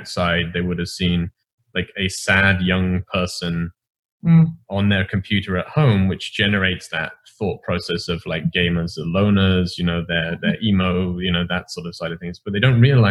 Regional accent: England, United Kingdom; as an English person, you live this sheltered life

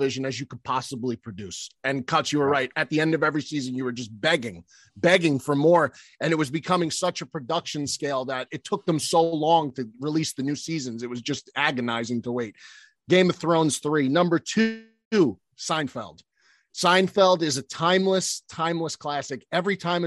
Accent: New Jersey, United States; me coming from North Jersey, growing up in North Jersey

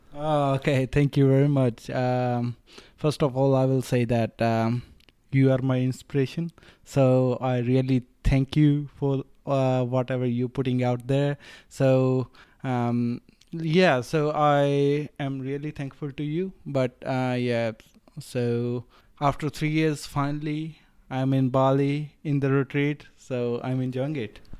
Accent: Rajasthan, India; moved away as an adult; also born or lived in Australia; now in Melbourne, Australia; I grew up in India, northern part of India. So, um, I'm from des-, desert part. So, uh, I'm from Rajasthan.

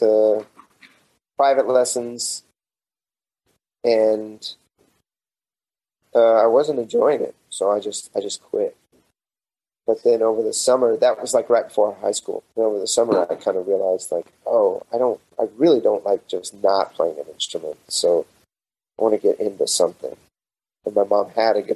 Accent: Amarillo, Texas, United States; I grew up in Amarillo

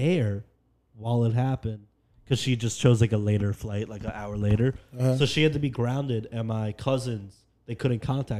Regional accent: New York, United States; I'm from New York.

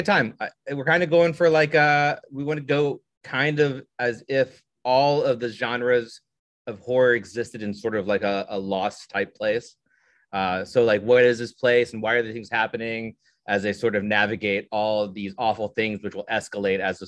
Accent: Southern Indiana, United States; I'm from Indiana, so we're good Midwest boys

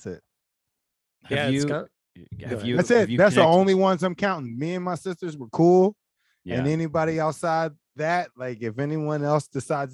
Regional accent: Philadelphia, Pennsylvania, United States; Growing up in Philly

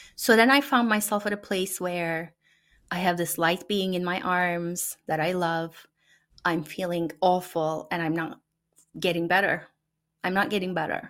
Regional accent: Turkey; first language Turkish; English is a second language; moved away as an adult; now in United States; the families that I've known growing up in Turkey

